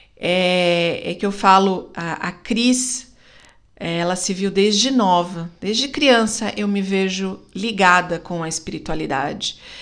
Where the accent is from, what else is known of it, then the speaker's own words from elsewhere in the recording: Brazil; como uma boa brasileira